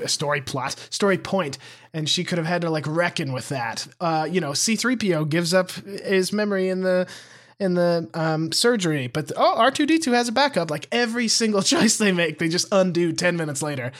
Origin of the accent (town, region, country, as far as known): near Billings, Montana, United States; born or raised there